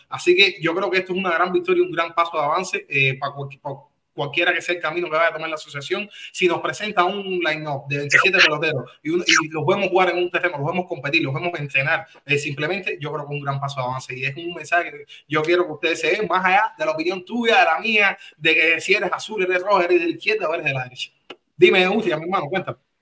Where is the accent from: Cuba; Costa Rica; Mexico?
Cuba; now in United States; nosotros somos cubanos